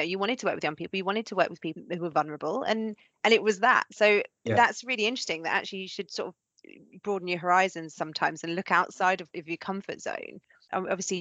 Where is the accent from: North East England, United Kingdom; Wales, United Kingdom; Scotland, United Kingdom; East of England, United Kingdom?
East of England, United Kingdom; Norfolk; growing up in Norfolk